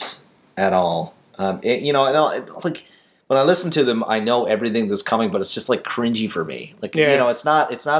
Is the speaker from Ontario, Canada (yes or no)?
no; Newfoundland and Labrador, Canada; moved away as an adult; also born or lived in Manchester, United Kingdom; New Flanders in Canada